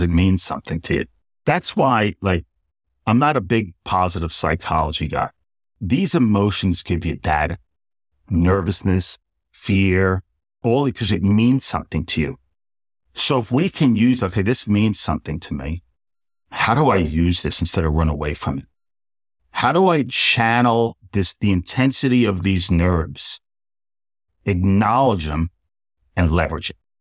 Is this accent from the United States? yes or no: yes; Port Washington, New York, United States; I grew up in New York, and I was raised by my mother